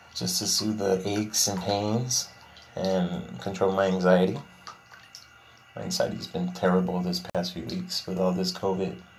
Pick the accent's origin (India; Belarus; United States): United States; Laredo, Texas; I'm from Laredo, Texas